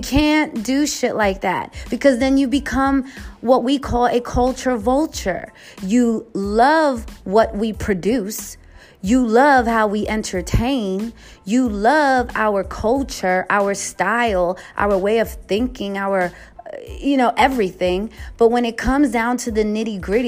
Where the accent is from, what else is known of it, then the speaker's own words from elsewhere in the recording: New York City, New York, United States; now in West Coast, United States; being a New Yorker from the Bronx